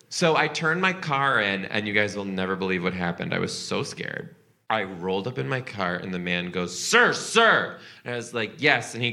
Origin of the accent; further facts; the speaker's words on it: Rhode Island, United States; I'm from Rhode Island.